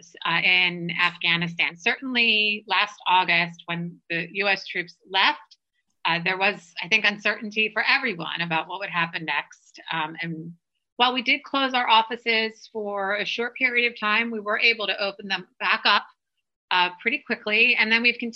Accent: Philadelphia, Pennsylvania, United States; I grew up in Philadelphia, so that's not so far from D.C.

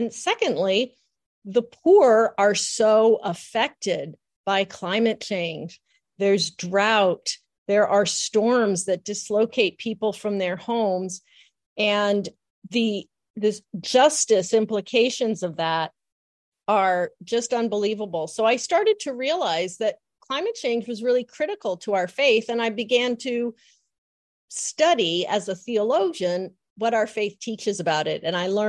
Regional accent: Massachusetts, United States; born or raised there

